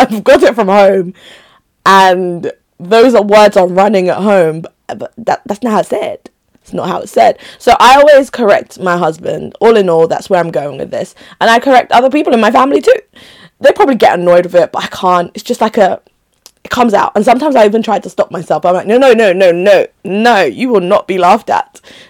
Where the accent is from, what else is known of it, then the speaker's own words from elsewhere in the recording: Enugu, Enugu State, Nigeria; also born or lived in Makurdi / Onitsha; I was in, of course, Onitsha, which is my rep place. Enugu. I was born in Enugu. Like, I've lived in different places, basically. within Nigeria.